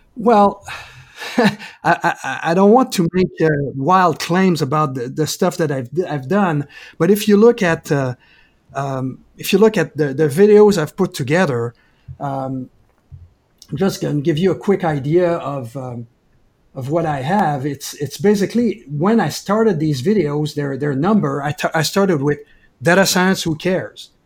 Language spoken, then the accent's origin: English; Quebec, Canada; moved away as an adult; also born or lived in California / Denver; now in Portland, United States; I'm originally from Quebec, Canada, and I moved to, um, to California originally, then I moved to Denver, back to California, and now in Portland